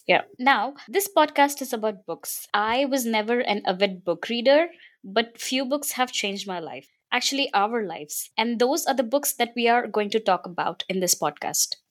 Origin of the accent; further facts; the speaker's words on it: India; I'm also from India.